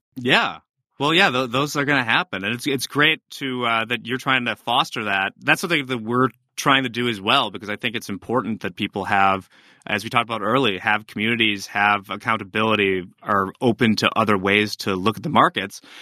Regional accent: United States; I'm American

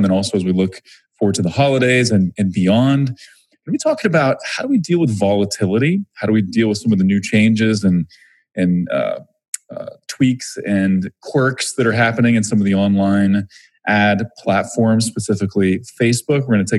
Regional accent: Springfield, Missouri, United States; so I'm from Missouri, Springfield, Missouri. I did the same thing, man. I'm not a huge fan of the accent in my part of the country.

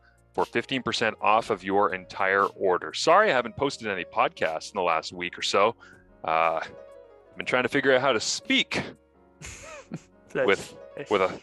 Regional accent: Scotland, United Kingdom; I'm Scottish

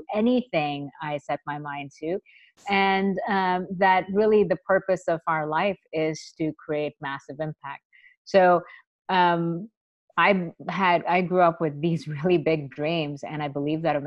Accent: India; moved away; I was a little girl growing up in India

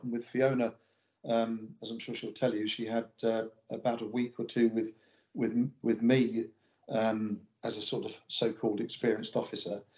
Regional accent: Pinner, London, United Kingdom; moved away as an adult; now in Kippen, United Kingdom; I grew up in um, Pinner, which is a suburb of London.

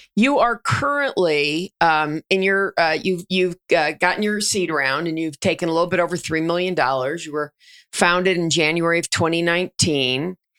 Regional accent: Denver, Colorado, United States; Denver, my hometown

